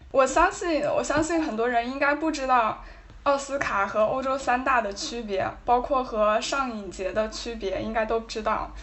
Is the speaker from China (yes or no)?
yes; China; 反正当时我，我作为一个中国人，我看到这个消息还是，还是有点感动的